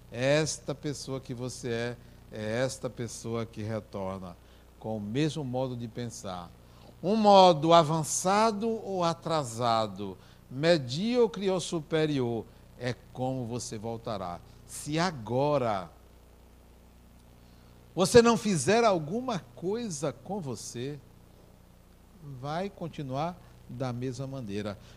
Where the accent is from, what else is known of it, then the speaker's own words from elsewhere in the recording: Brazil; eu me apresentei, sou brasileiro, venho aqui conhecer.